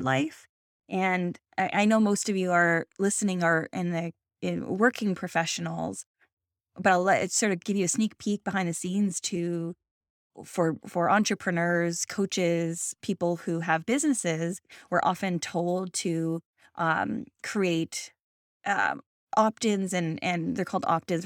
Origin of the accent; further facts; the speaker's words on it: Canada; I'm Canadian